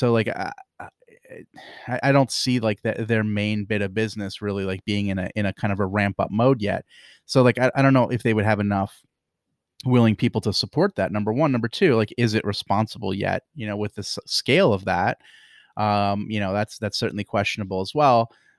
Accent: Pennsylvania, United States; I'm from Pennsylvania

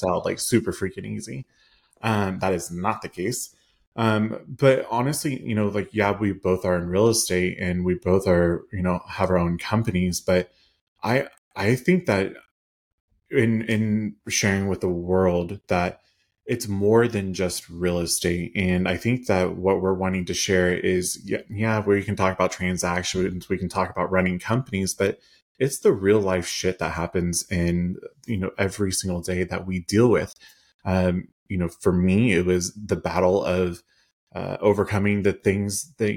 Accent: Kansas, United States; I am from Kansas in the middle of Midwest America.

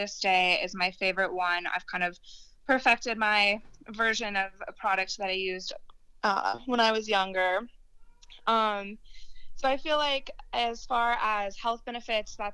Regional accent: Littleton, Colorado, United States; born and raised, I grew up in Littleton

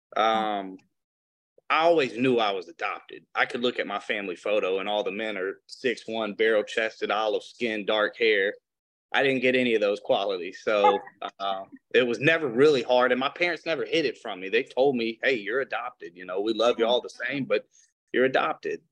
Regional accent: Flint, Michigan, United States; also born or lived in Detroit, Michigan; I was born in Flint

